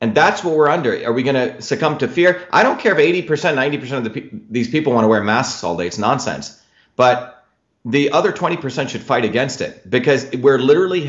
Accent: New Jersey, United States; born or raised there; also born or lived in India / Mumbai, India / South India

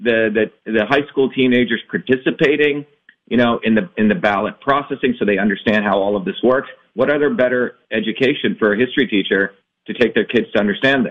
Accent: India; now in United States; I was born originally in India

